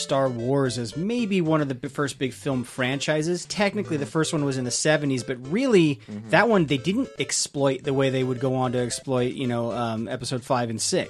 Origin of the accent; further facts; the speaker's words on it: Southern California, United States; I grew up in SoCal